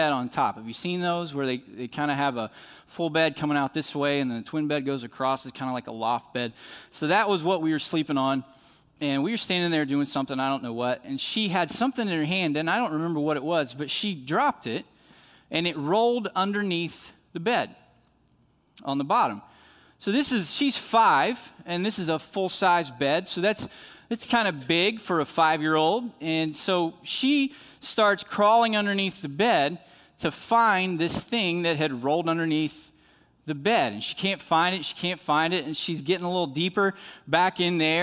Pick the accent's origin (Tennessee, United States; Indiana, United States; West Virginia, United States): West Virginia, United States; moved away as an adult; also born or lived in South Florida; as a kid growing up in West Virginia